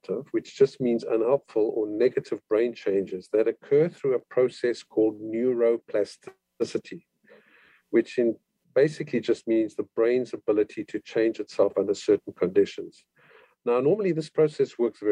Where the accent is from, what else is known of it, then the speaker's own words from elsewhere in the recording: Cape Town, Western Cape, South Africa; moved away as an adult; now in Canada; I'm from Cape Town, South Africa, and I went to school there and went to the University of Cape Town